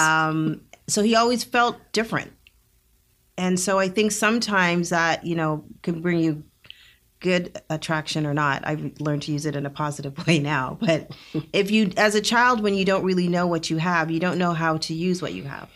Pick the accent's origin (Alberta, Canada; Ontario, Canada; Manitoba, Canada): Alberta, Canada; Northern; moved away as an adult; also born or lived in Jamaica (ancestry); now in Rio Grande Valley, Texas, United States; I grew up in Northern Alberta